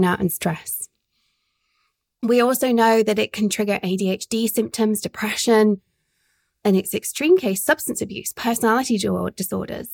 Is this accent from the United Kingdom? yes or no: yes; United Kingdom; as a Brit married to a very sarcastic man